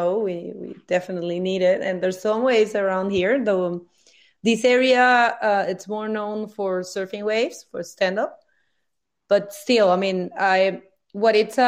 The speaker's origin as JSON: {"language": "English", "country": "Venezuela", "moved": "yes", "said": "from Venezuela"}